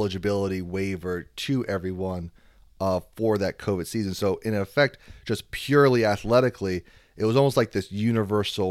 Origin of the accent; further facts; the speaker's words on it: East Coast, United States; I'm from the East Coast